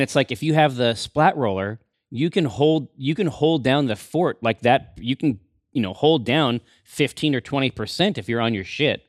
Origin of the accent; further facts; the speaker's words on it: Sumner, Washington, United States; I'm from Sumner. So for me, like, Tacoma was, like, the big city.